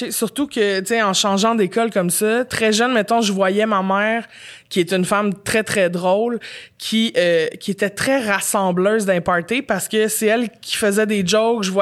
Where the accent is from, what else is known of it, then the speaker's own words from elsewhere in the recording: Montreal, Quebec, Canada; J'étais Montréal.